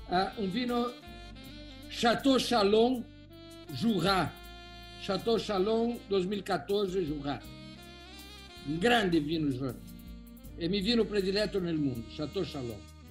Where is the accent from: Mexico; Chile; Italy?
Italy; Spanish is a second language; Yo soy italiano, tienen que entender.